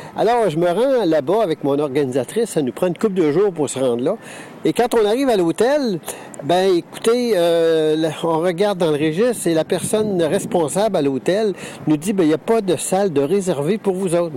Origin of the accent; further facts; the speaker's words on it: Quebec, Canada; ici au Québec